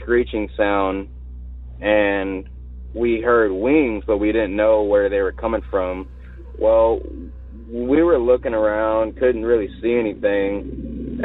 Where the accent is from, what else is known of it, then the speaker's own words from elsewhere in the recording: Victoria, Texas, United States; I'm from Victoria, Texas, you know, down here south